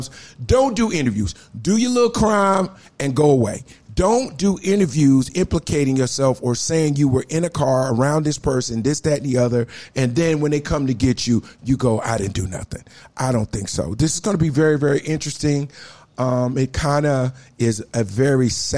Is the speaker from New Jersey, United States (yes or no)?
yes; Newark, New Jersey, United States; I'm from Newark, New Jersey, a.k.a. Brick City.